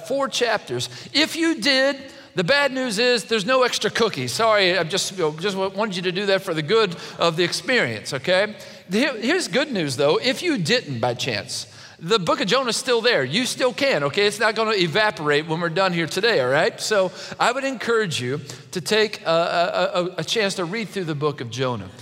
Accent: Kentucky, United States; I'm from Kentucky

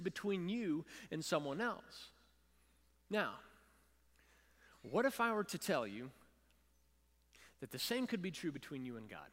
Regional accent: Louisville, Kentucky, United States; Savannah and I grew up together in Louisville, Kentucky

